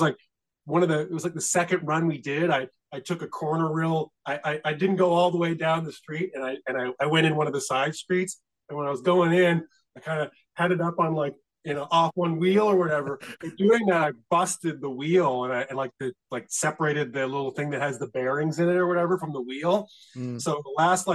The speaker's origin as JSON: {"language": "English", "region": "Nova Scotia", "country": "Canada", "said": "we're pretty much like East Coasters, like Nova Scotians"}